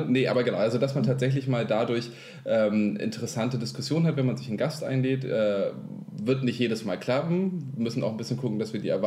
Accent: Kiel, Schleswig-Holstein, Germany; yeah. wir kommen aus Kiel

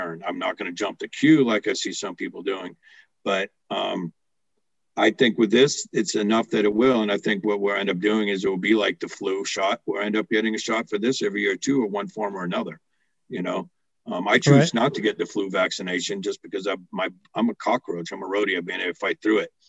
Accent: United States; I'm still an American

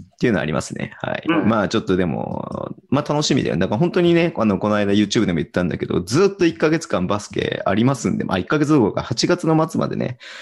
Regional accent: Hokkaido, Japan; 北海道民

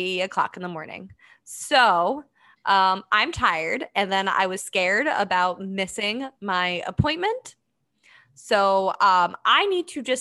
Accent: Boston, Massachusetts, United States; I grew up in Boston, slash outside of Boston.

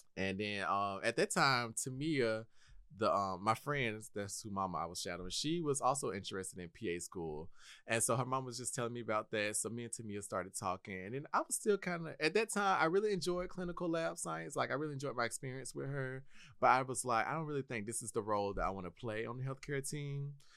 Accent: Milledgeville, Georgia, United States; also born or lived in Kennesaw, Georgia; Originally, I was born and raised in Milledgeville, Georgia

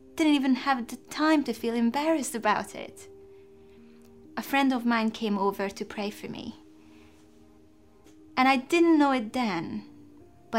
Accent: Hungary; moved away as an adult; now in England; I was born in Hungary in the 1980s

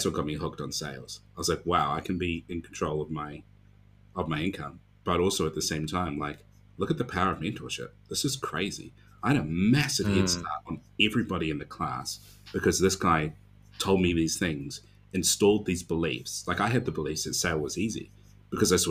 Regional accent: Dunedin, Otago, New Zealand; my hometown of Dunedin

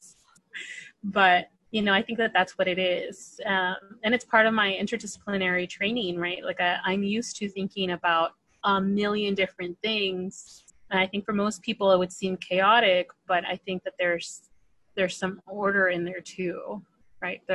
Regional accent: Palm Springs, California, United States; I'm from Palm Springs, born and raised in the Coachella Valley.

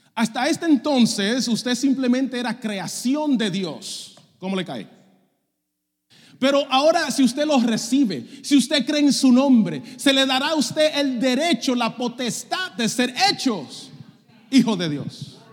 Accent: Dominican Republic; also born or lived in Puerto Rico; Yo soy dominicano

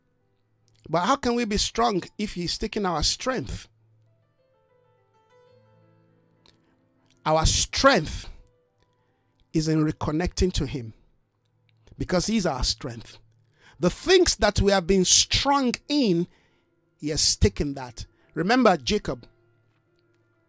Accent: South Africa; our own national identity of South Africa

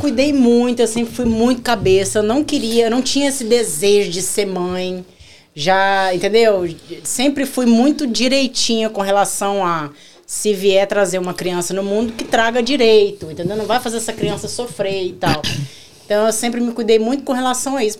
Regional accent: Rondônia, Brazil; also born or lived in Curitiba, Paraná; now in United States; Eu sou curitibana. Nascida em Curitiba, mas criada em Rondônia

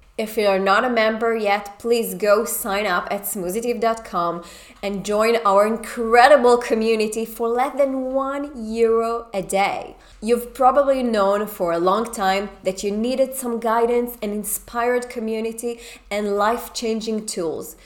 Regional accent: Israel; moved away; I we come from Israel

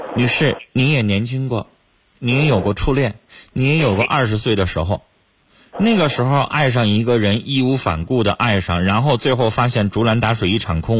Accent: China; 是我们中国人的良心。

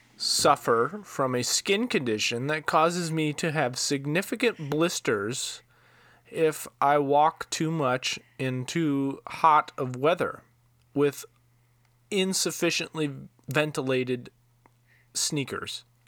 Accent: Iowa, United States; I'm from Iowa

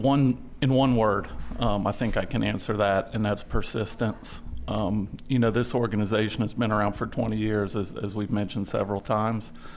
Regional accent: Georgia, United States; my home state of Georgia.

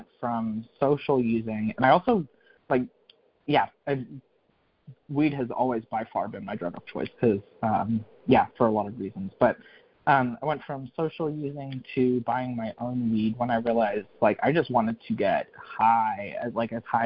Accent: North Carolina, United States; moved back to North Carolina.

